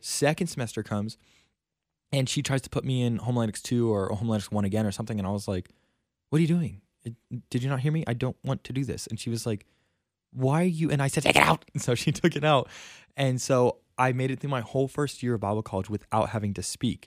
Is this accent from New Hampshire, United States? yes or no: no; South Florida, United States; moved away as an adult; now in Stockton, United States; I am from South Florida, and I've lived there my entire life. I was born and raised there